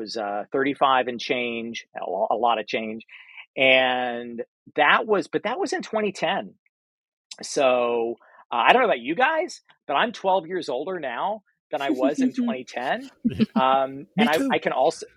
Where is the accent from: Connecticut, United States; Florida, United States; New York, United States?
Florida, United States; I'm from Florida